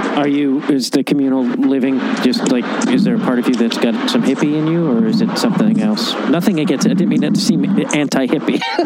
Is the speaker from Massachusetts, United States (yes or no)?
no; Chicago, Illinois, United States; I feel like I'm from Chicago